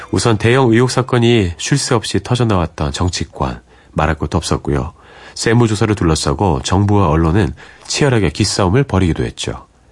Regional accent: Seoul, South Korea; 저는 이제 서울에서 온 그런 초등학생이었고 제 동생도 서울에서 온 초등학생이었는데

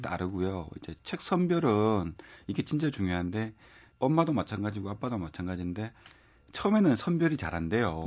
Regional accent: Gyeongsang, South Korea; accent: Gyeongsang dialect; 제가 경성 사람이라 갖고 잘하기도 사투리가 많이 섞여서

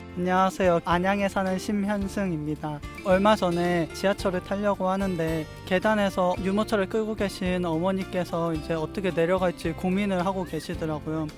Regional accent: Busan, South Korea; 저는 부산에서 온

